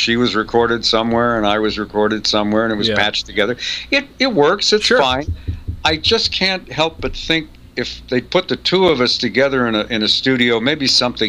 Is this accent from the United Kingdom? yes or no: yes; England, United Kingdom; born there; Also, my mother's English. I was born in England.